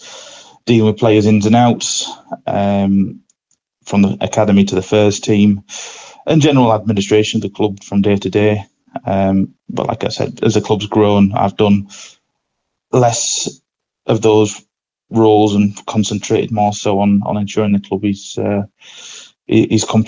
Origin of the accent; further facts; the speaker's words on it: Scarborough, Yorkshire and the Humber, United Kingdom; It's my hometown club